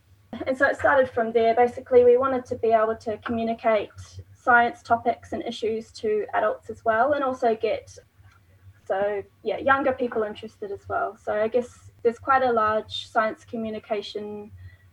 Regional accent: New Zealand; now in Tasmania, Australia; I'm not from Tasmania, from New Zealand

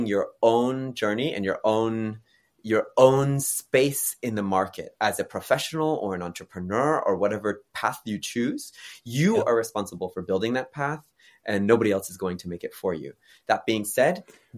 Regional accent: United States; now in South Korea; my home country in the United States

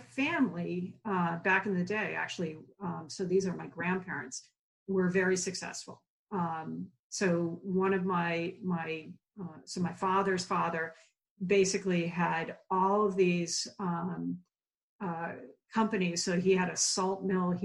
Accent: Hopkinton, Massachusetts, United States; I grew 26 miles from Boston in Hopkinton

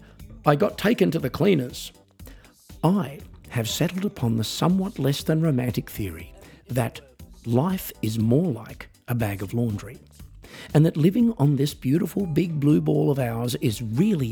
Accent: Australia; I am an Australian musician, singer-songwriter, comedian and coffee enthusiast.

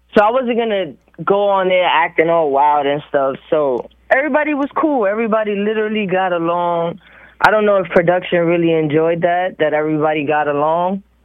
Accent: New York City, New York, United States; I'm from New York City. I'm from the Bronx.

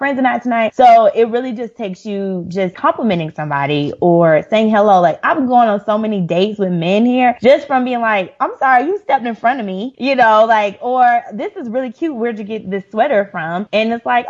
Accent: Atlanta, Georgia, United States; now in South Africa; I'm from Atlanta

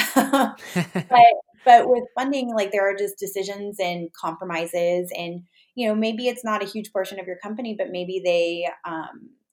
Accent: Los Angeles, California, United States; I'm from the Los Angeles area

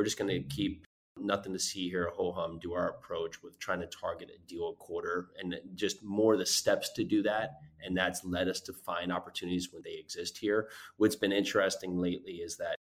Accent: Northeast, United States; moved away; I grew up in the Northeast

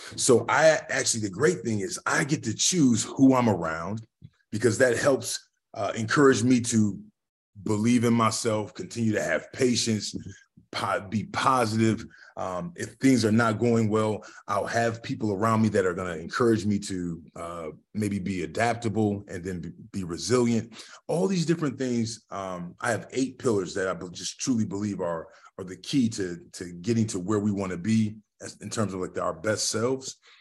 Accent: Lorain, Ohio, United States; now in Columbus, Ohio, United States; I'm from a small little still city called Lorraine, which is roughly thirty miles west of, of the city of, of Cleveland, right on the lake, right on Lake Erie

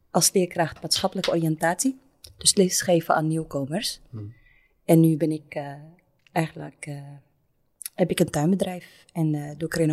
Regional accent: Rotterdam, South Holland, Netherlands; accent: Belgian; Rotterdam. Daar kom ik ook vandaan. Daar komt ook mijn familie vandaan. Ik denk dat vele luisteraars mijn Belgische accent horen.

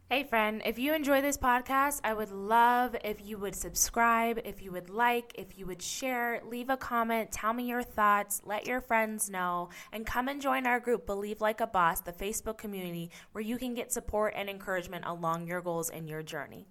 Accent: United States; my own experience as an American kid

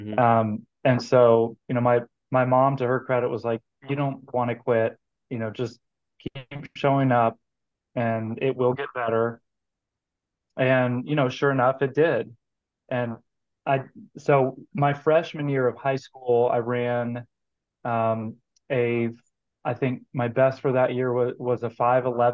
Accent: Georgia, United States; moved away as an adult; also born or lived in Kansas; now in Kansas City, United States; I grew up in Georgia in the 90s

